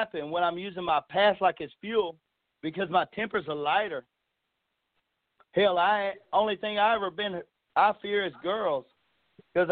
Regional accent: East Texas, United States; I'm from East Texas

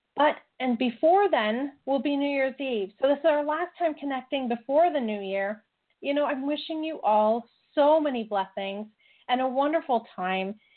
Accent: Canada; I'm very Canadian.

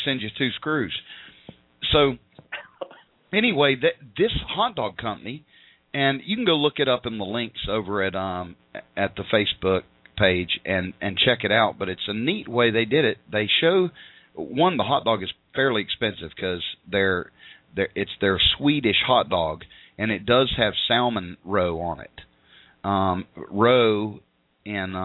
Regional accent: Tennessee, United States; accent: Tennessee grammar; we'll try not to use any Tennessee grammar

